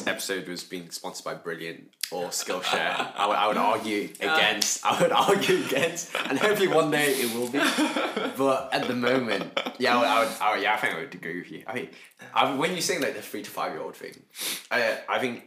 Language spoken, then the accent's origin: English; the Wirral, North West England, United Kingdom; moved away as an adult; now in Coventry, United Kingdom; I am from the Wirral